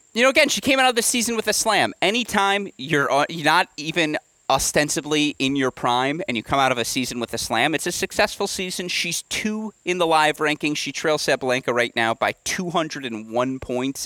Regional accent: Michigan, United States; my home state of Michigan

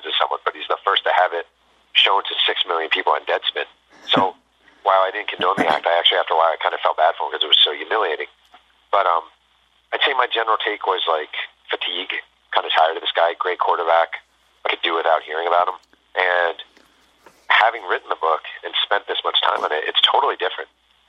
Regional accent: New York, United States; And I'm a New Yorker. You know, I grew up in New York.

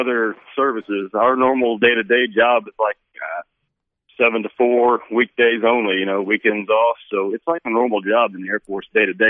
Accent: Rockaway Beach, Missouri, United States; moved away; I'm born and raised in Missouri, originally from Branson area, a little town called Rockaway Beach, down on Lake Tanicomo. Joined the Air Force in 1997, so I'm just a few months away from retiring after 20 years of that.

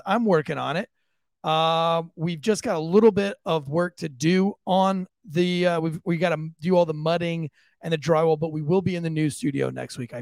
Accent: St. Augustine Beach, Florida, United States; moved away as an adult; now in Johnson County, United States; I grew up on St. Augustine Beach, Florida

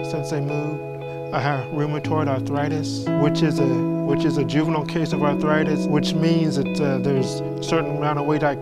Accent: Colorado Springs, Colorado, United States; also born or lived in Chanute, Kansas; now in San Antonio, United States; Originally, I'm from Colorado Springs, Colorado. Moved to Chanute, Kansas with my adopted parents. And then from there, we moved here to San Antonio.

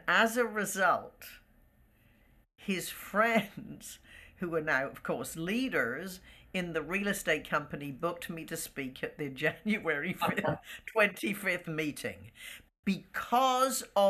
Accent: United Kingdom; moved away; there was always a certain camaraderie with being British.

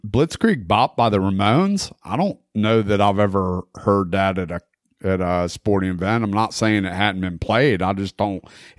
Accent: Florida, United States; I grew up in Florida

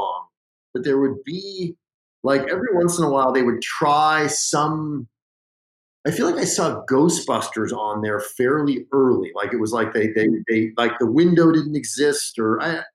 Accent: Los Angeles, California, United States; I grew up in the Pacific Palisades, Santa Monica area

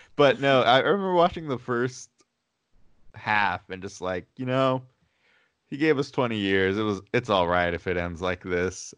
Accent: Chino, California, United States; born and raised in Chino, California

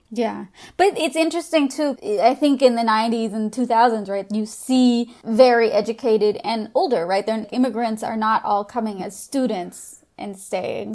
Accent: Southern California, United States; we're all from Southern California at our core

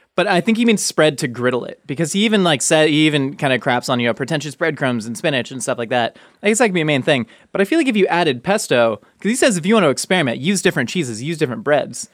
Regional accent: Southern California, United States; now in Los Angeles, United States; growing up in Southern California, especially moving

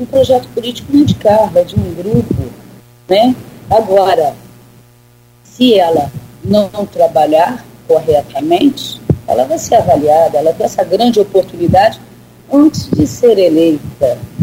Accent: Campos dos Goytacazes, Rio de Janeiro, Brazil; moved away as an adult; now in São João da Barra, Brazil; Campos eu nasci né, e morei em Campos, até meus 20 anos

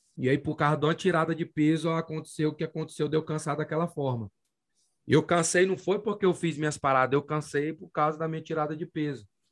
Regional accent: Tucumã, Pará, Brazil; now in Las Vegas, United States; quando você está no sul do Pará, meu amigo, que é longe de tudo, né? Fim do mundo, que lá, lá na minha cidade, Tucumã

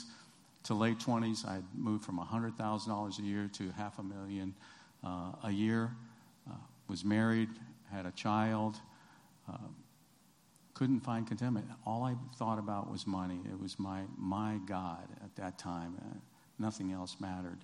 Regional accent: Georgia, United States; started in Georgia. I was born in Georgia

